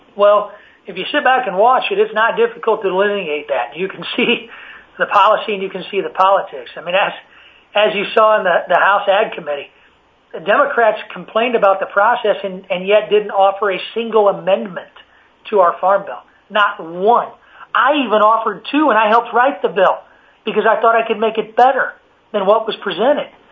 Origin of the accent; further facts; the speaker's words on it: Illinois, United States; my home state of Illinois